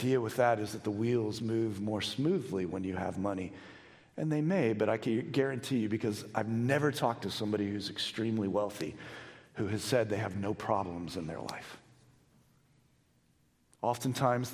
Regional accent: United States; Most of us as American Christians have spent the majority of our Christian life in the New Testament

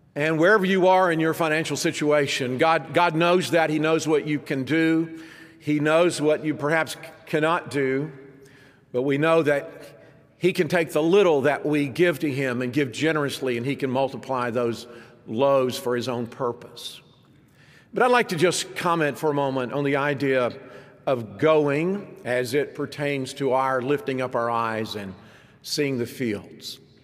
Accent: United States; very noticeable as an American

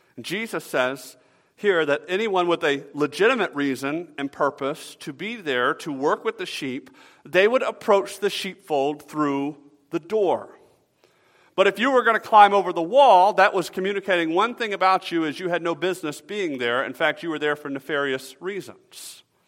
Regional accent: Atlanta, Georgia, United States; moved away; I grew up in Atlanta

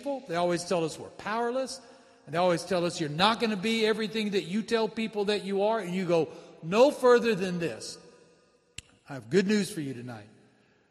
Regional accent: San Antonio, Texas, United States; I was raised in San Antonio, Texas, home of the Alamo, birthplace of Texas

